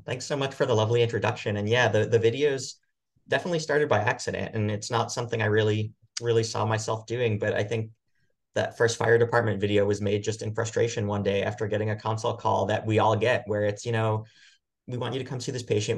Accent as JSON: {"language": "English", "area": "Long Island", "region": "New York", "country": "United States", "tie": "born or raised there", "moved": "yes", "said": "I grew up in New York on Long Island"}